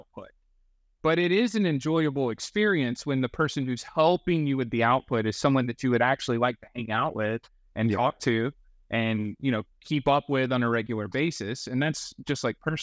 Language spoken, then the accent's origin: English; North Carolina, United States; I'm from North Carolina